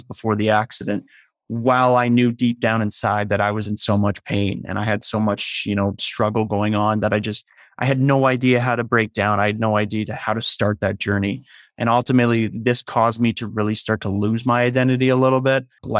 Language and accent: English; Leduc, Alberta, Canada; now in Calgary, Canada; I moved here, a year and a half ago from Leduc, Alberta, which is just outside Edmonton. So I'm now here with my girlfriend. My family's still back home in Leduc